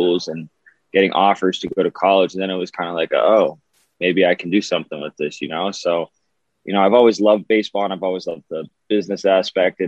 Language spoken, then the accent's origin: English; Boston, Massachusetts, United States; Grew up born and raised in Boston